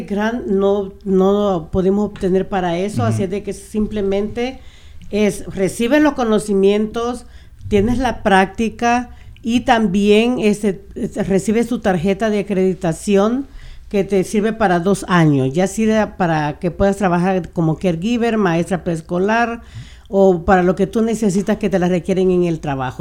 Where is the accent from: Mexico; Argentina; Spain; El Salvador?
El Salvador; Tonacatepeque, San Salvador; now in Burien, United States; nosotros, como salvadoreños, desde donde nosotros somos, Tonacatepeque